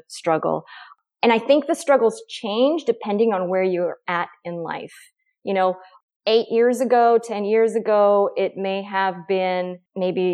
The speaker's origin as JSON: {"language": "English", "region": "Oregon", "country": "United States", "tie": "born or raised there", "also_born_or_lived": "San Francisco / Tucson", "moved": "as an adult", "said": "I moved back to my home state of Oregon"}